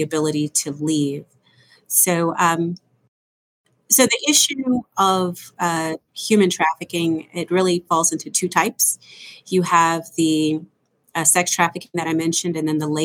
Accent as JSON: {"language": "English", "town": "Los Angeles", "region": "California", "country": "United States", "tie": "born or raised there", "also_born_or_lived": "Salt Lake City, Utah", "moved": "yes", "lives_now": "Atlanta, United States", "said": "I was born in Los Angeles, so I moved across the country from the West Coast over to the East Coast"}